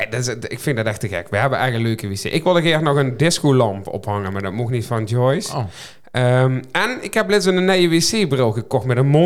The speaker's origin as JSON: {"language": "Dutch", "town": "Capelle aan den IJssel", "region": "South Holland", "country": "Netherlands", "tie": "born there", "said": "Ehm, en ik, ik ben in Kapel geboren, maar dat, dat hoorde ik niet helpen zeggen"}